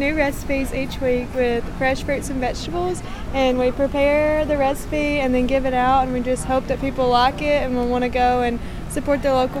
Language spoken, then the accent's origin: English; Rock Island, Tennessee, United States; I'm from Rock Island, Tennessee. It's in Middle Tennessee.